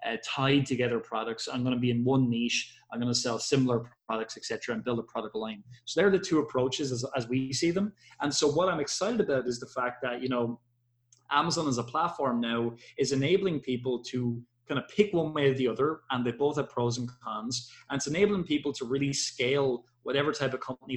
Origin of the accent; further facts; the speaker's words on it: Ireland; I am from Ireland